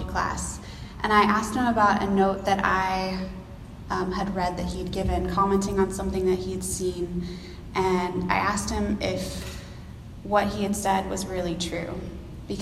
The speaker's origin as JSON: {"language": "English", "region": "Texas", "country": "United States", "moved": "as an adult", "lives_now": "Seattle, United States", "said": "I'm originally from Texas, if y'all can tell from the y'alls that I keep using"}